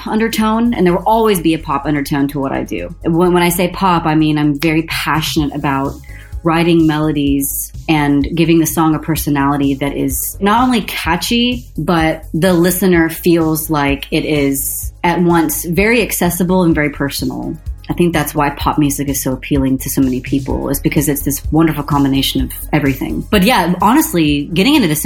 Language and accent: English; Dallas, Texas, United States; I was born and raised in Dallas